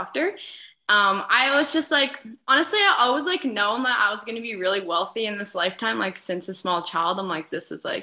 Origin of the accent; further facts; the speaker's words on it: Lloydminster, Canada; moved away as an adult; also born or lived in British Columbia; I've been born and raised in Lloydminster